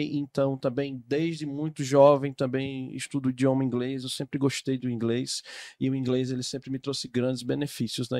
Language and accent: Portuguese; Sergipe, Brazil; sou do estado de Sergipe, ó, estado de Sergipe, sim, lá no Nordeste, entre a Bahia e Alagoas